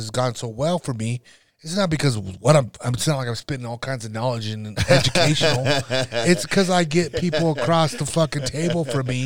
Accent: North Nebraska, United States; a town out of North Nebraska, my hometown

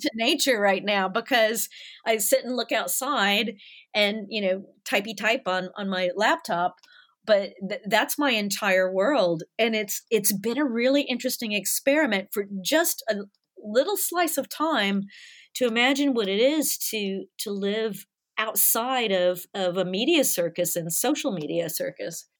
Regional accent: Nashville, Tennessee, United States; moved away as an adult; also born or lived in Los Angeles; now in London, United Kingdom; I grew up in the South

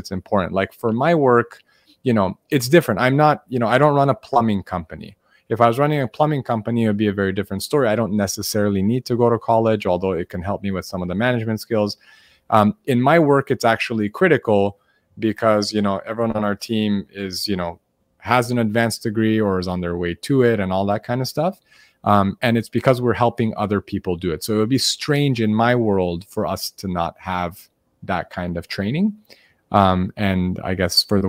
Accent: Los Angeles, California, United States; now in San Diego, United States; I was born in Los Angeles and now I live in San Diego

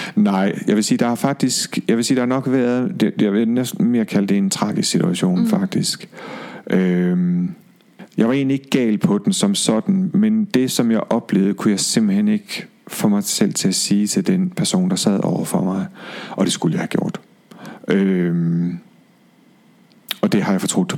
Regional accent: Aalborg, North Denmark Region, Denmark; moved away; Jeg er fra Aalborg

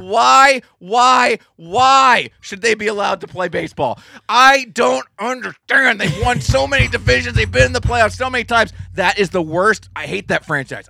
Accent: Berks County, Pennsylvania, United States; When you grow up in Berks County

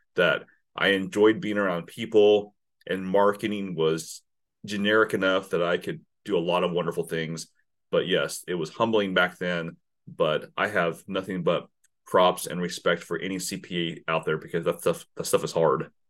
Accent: Silver Lake, Kansas, United States; also born or lived in Saigon, Vietnam / California / Texas / Oklahoma; I grew up in a small town. So so we moved from from California to Texas to Oklahoma to outside of Topeka, Kansas. So seven miles north of Topeka is Silver Lake

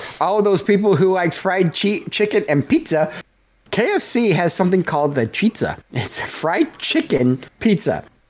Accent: Texas, United States; I'm from Texas.

